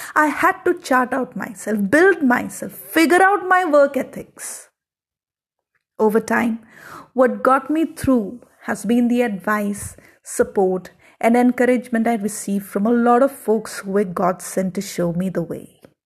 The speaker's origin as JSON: {"language": "English", "region": "South India", "country": "India", "tie": "born or raised there", "said": "I grew up in the South"}